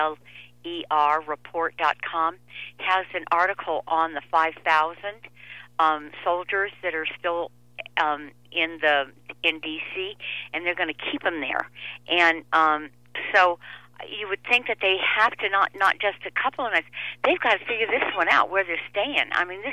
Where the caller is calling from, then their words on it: Denver, Colorado, United States; I'm calling from Denver.